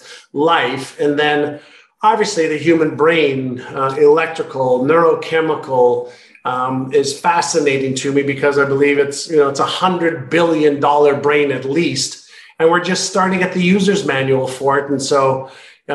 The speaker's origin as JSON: {"language": "English", "town": "Montreal", "region": "Quebec", "country": "Canada", "tie": "born or raised there", "also_born_or_lived": "Israel / Toronto / Indianapolis / Vancouver", "moved": "as an adult", "lives_now": "San Diego, United States", "said": "I lived in Israel till I was 5, and then Montreal from 5 to 19. And that's where I went to school."}